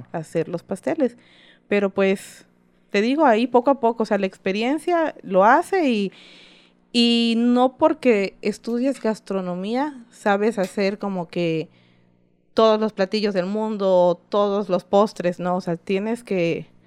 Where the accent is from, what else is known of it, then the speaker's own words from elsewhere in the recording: Isla, Veracruz, Mexico; soy originaria de Isla Veracruz